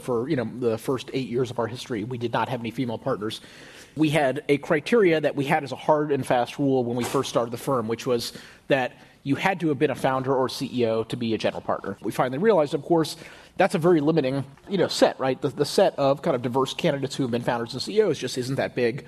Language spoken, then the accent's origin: English; Houston, Texas, United States; moved away as an adult; also born or lived in Stanford, California; I grew up in Houston in a very, kind of comfortable middle class family.